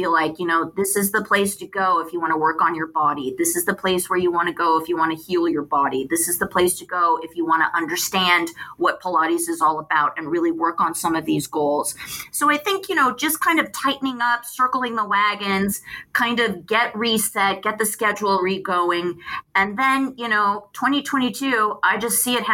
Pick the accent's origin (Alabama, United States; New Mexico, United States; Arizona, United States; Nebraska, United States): Arizona, United States; Phoenix; now in Pasadena, United States; I'm from Phoenix. I grew up in Phoenix